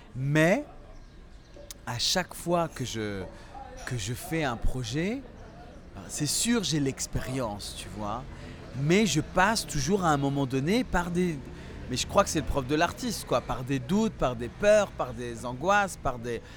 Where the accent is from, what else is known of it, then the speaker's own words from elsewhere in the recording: France; moved away as an adult; also born or lived in Tinghir, Morocco / Paris, France; now in Marrakech, Morocco; j'ai quitté le Maroc à 6 mois. Donc aujourd'hui j'ai 41 ans et donc, euh, mon père avait immigré euh, en France déjà avant, euh, dès 1968, et il nous a fait venir avec ma mère par regroupement familial en 1977. Et donc, moi, j'ai vécu une enfance typiquement française, dans la France profonde, à la campagne